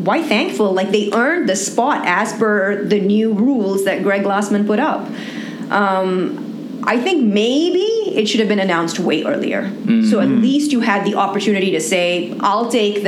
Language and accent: English; Pakistan; being a Pakistani or having a Pakistani passport